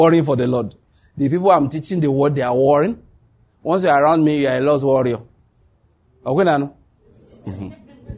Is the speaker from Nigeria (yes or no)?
yes; Ondo, Nigeria; I grew up in Ondo State.